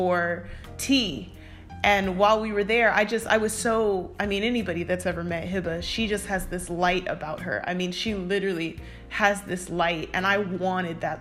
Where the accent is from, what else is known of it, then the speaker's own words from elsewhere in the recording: United States; growing up in America